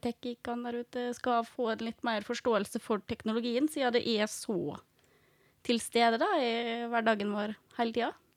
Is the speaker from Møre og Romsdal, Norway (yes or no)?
yes; Fræna, Møre og Romsdal, Norway; født og oppvokst i Fræna